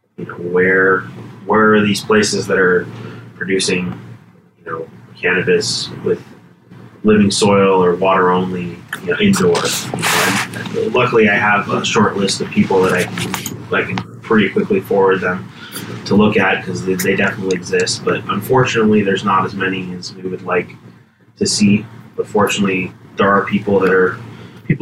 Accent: Los Angeles, California, United States; I was born and raised in the San Fernando Valley

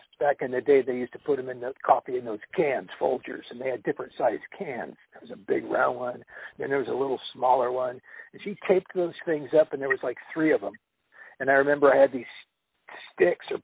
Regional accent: Los Angeles, California, United States; I was born in Los Angeles. I was born in the LA area. I've lived out here my entire life

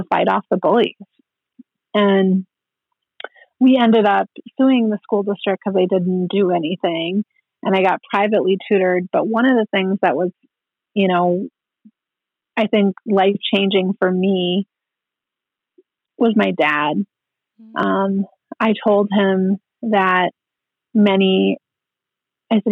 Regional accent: Minnesota, United States; now in Rapid City, United States; He was a single parent, and we grew up in Minnesota among our family there

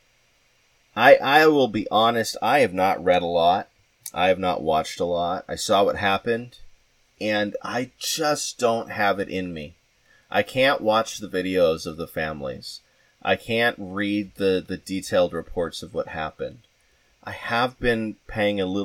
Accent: Southwest, United States; now in New York, United States; I'm from the Southwest

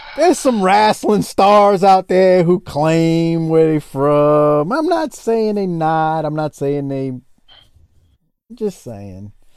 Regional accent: New Orleans, Louisiana, United States; moved away; I get to go to New Orleans. I always love, uh, visiting my hometown

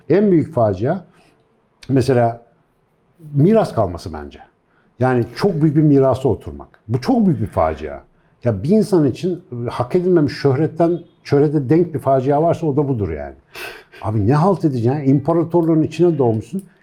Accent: Turkey; ben bu topraklarda yetiştim

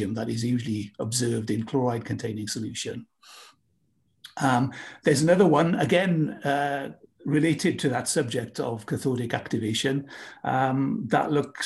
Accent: United Kingdom; moved away; my home country, UK

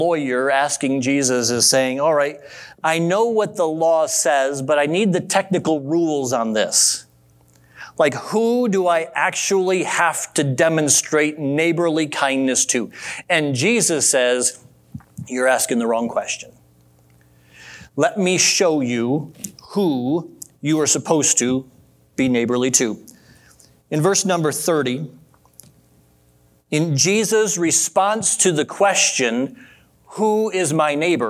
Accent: Adrian, Michigan, United States; growing up in Adrian, Michigan

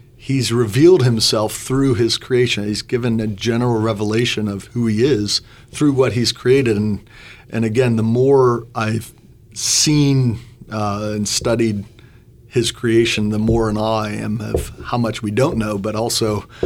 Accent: Butler County, Western Pennsylvania, United States; moved away as an adult; now in Bloomington, United States; I grew up in Western Pennsylvania, just north of Pittsburgh in Butler County

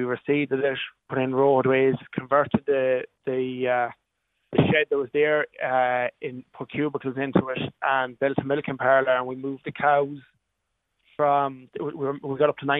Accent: Enniscrone, Connacht, Ireland; I was born onto a dairy farm here in West Sligo. I'm from Inniscrone, so most people probably know it as a seaside village there, more famous for tourism than its farming. But we're 2 miles from Inniscrone town

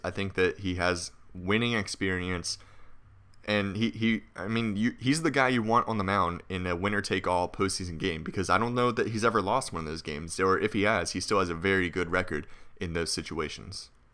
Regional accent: Harrisonburg, Virginia, United States; now in Richmond, United States; that's my hometown

